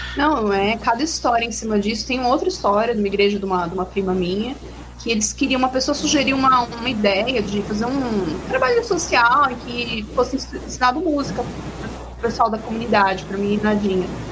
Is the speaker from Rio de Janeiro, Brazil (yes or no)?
no; São Paulo, Brazil; now in Minas Gerais, Brazil; eu estou morando em Minas, mas eu sou de São Paulo